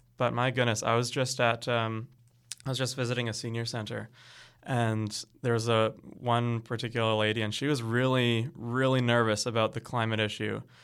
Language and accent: English; Canada; I'm really proud of being Canadian